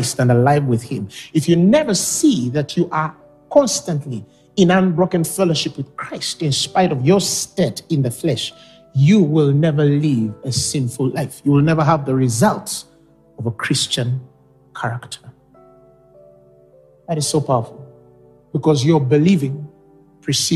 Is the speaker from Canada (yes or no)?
no; Uganda; I was born and raised in Uganda. I love my nation